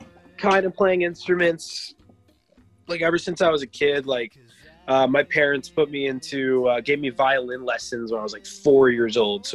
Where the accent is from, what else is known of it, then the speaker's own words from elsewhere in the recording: Canada; now in Vancouver, Canada; I'm from Canada. Right. I'm in Vancouver, beautiful British Columbia.